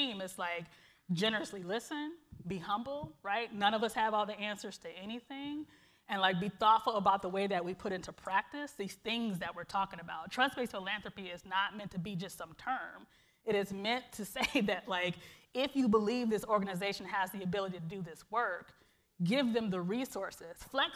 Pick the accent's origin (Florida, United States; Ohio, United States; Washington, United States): Ohio, United States; Cleveland; moved away as an adult; now in Seattle, United States; my own kind of growing up in Glenville and in this community